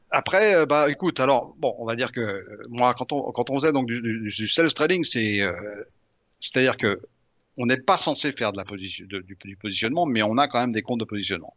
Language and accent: French; Lyon, Auvergne-Rhône-Alpes, France; moved away; je suis lyonnais à l'origine